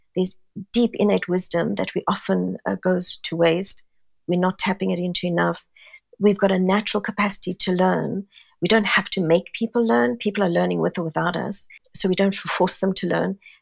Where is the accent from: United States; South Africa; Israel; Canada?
South Africa; moved away as an adult; also born or lived in Singapore; now in London, United Kingdom; Born and brought up in South Africa, very Italian family.